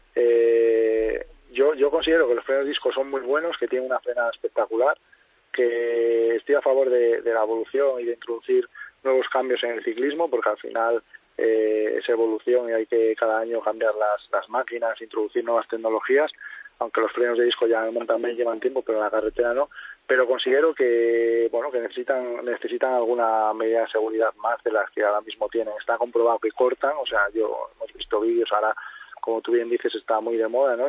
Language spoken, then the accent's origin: Spanish; Cangas del Narcea, Asturias, Spain; en Canas de Narcea, en mi pueblo natal, en Asturias